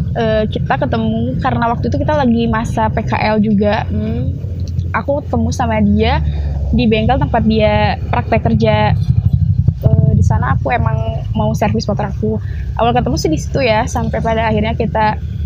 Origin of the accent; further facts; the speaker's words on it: Subang, West Java, Indonesia; aku asli Subang